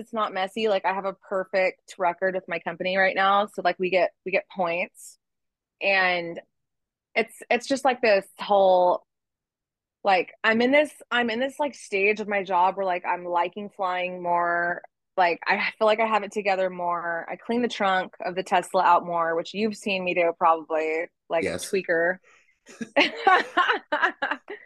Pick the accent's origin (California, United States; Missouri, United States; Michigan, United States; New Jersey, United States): California, United States; Ventura; I'm from Ventura, the restaurant is Thousand Oaks